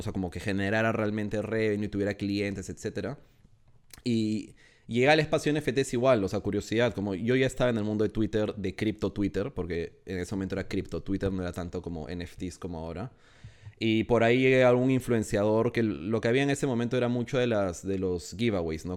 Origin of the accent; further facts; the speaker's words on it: Peru; moved away as an adult; now in Madrid, Spain; soy, eh, de Perú. Eh, ahorita, estoy, ahorita estoy en Madrid